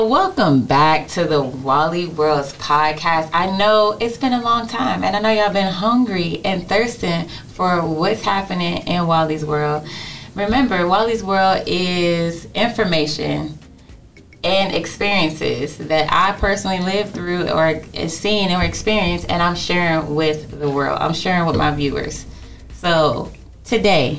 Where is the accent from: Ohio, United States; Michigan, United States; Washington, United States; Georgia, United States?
Ohio, United States; Youngstown; also born or lived in Columbus, Ohio; me and Tia are both born and raised in Youngstown, Ohio. But grew up in both places, grew up in Youngstown and we grew up in Columbus, Ohio.